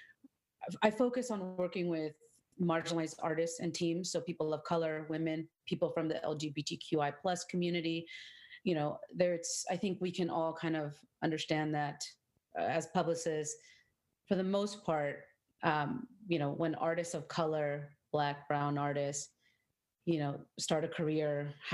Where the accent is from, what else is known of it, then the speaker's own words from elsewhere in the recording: Orange County, California, United States; growing up as a first generation, dark skin Latina in Orange County